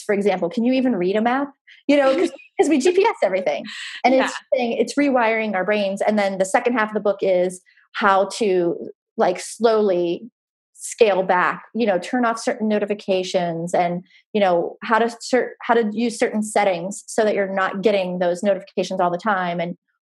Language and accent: English; near Pittsburgh, Pennsylvania, United States; moved away as an adult; also born or lived in the South (US); now in US South; I grew up near Pittsburgh and I moved down south after college